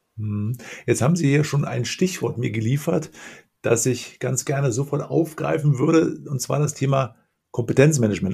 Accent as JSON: {"language": "German", "region": "Lower Rhine", "country": "Germany", "said": "Ich bin auch ein Rheinländer, komme allerdings aus vom mhm. Niederrhein"}